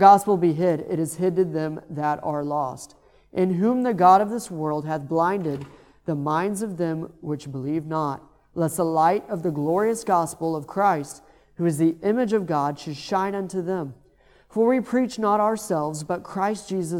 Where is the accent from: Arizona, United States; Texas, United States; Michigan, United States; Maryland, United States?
Texas, United States; moved away; I'm from Texas